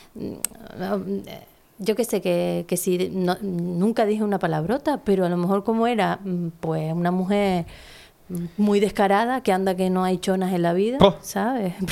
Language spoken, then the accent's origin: Spanish; Teror, Canary Islands, Spain; yo nací aquí